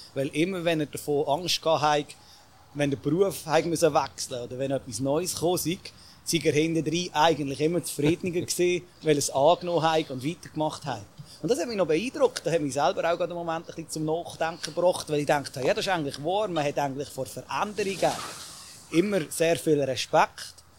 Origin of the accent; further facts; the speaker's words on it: Bern, Switzerland; als Berner ist man dann sowieso mit dem Lokalpatriotismus noch ein bisschen eher zum Mundart, also Bern-Mundart.